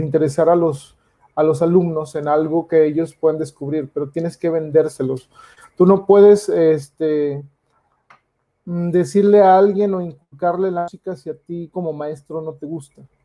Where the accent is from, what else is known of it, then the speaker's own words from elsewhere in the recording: Mexico; yo siendo mexicano